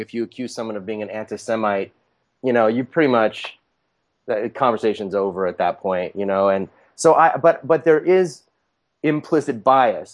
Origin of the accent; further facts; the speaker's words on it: United States; I was born in the United States